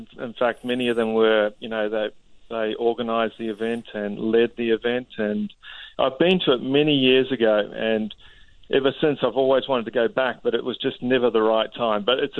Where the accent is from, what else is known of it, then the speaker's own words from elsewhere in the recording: New Zealand; moved away as an adult; now in Anderson Valley, United States; Well, I grew up obviously in New Zealand, as you said, and then I studied and did a degree in winemaking and viticulture in New Zealand, or a master's degree. And then, like most New Zealanders, you know, growing up in an island in the Pacific, you want to take off.